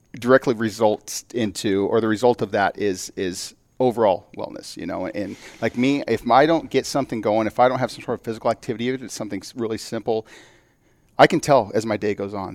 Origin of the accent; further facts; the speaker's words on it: Phoenix, Arizona, United States; I'm here from, yeah, from Arizona, from Phoenix area.